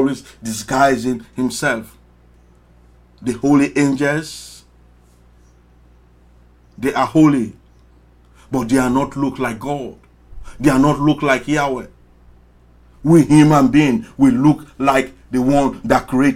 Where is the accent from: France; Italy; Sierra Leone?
Sierra Leone; now in Washington, United States; I came from Sierra Leone, very small country. Why are you listening to a poor Sierra Leonean boy